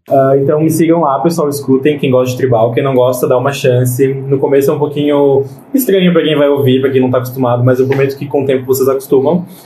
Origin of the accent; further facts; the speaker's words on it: São José, Santa Catarina, Brazil; also born or lived in Florianópolis; eu sou de São José barra Floripa